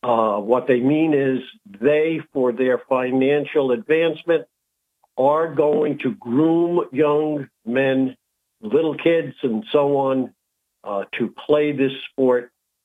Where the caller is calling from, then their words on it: Binghamton, New York, United States; I'm calling from Binghamton, New York.